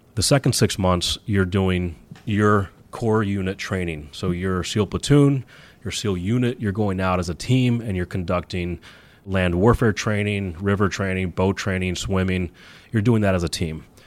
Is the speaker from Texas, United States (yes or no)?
yes; Texas, United States; now in New York City, United States; I grew up in Texas